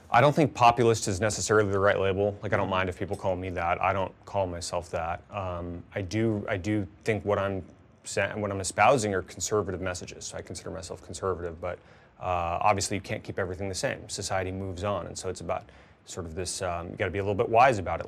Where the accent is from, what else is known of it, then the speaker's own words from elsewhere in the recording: Tucson, Arizona, United States; my hometown congressman in Tucson, when I was growing up